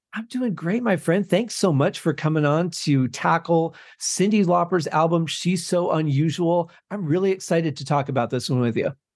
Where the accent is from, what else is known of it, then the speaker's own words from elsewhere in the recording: Michigan, United States; was growing up in Michigan at the time